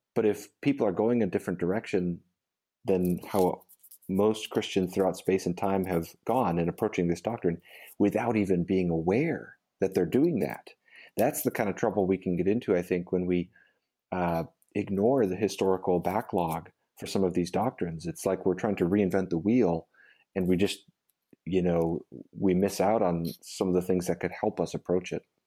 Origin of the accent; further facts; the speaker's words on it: United States; as an American evangelical